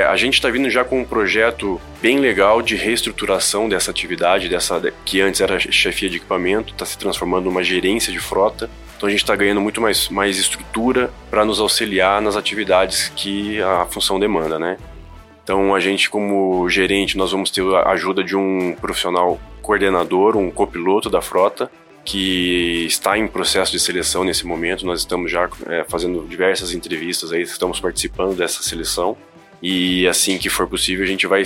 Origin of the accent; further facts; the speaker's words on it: Pirassununga, São Paulo, Brazil; also born or lived in Limeira; eu sou natural da cidade de Limeira, mas cresci na cidade de Pirassununga, ninho das águias, acostumado a ver a Esquadrilha da Fumaça